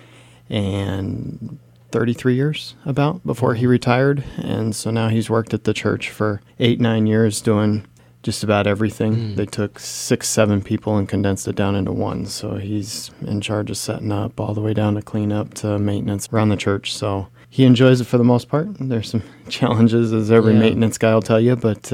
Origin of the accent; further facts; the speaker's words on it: Colorado Springs, Colorado, United States; moved away as an adult; I grew up in Colorado Springs, Colorado.